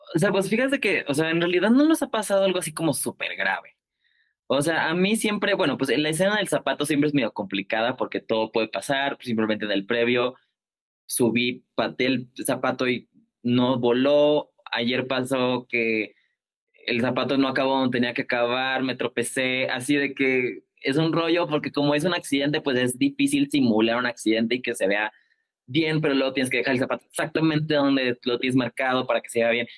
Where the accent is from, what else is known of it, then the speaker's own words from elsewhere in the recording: Colima, Mexico; now in Mexico City, Mexico; somos de Colima